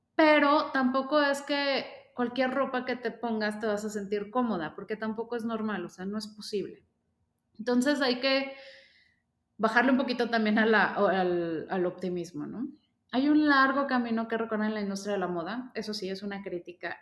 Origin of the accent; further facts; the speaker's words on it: León, Guanajuato, Mexico; yo soy de León, Guanajuato